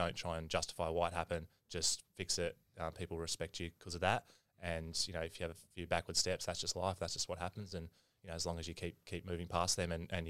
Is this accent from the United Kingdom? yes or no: no; Brisbane, Queensland, Australia; born there; Yeah, mate, I was born in Wesley Hospital, so living in Paddington at the moment, haven't gone far, one suburb across.